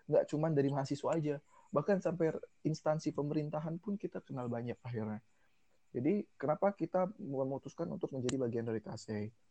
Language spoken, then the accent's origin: Indonesian; Tegal, Central Java, Indonesia; now in Bogor, Indonesia; asal gue dari kota Tegal aslinya tapi di sini gue ngekos di Budi Agung di belakang kampus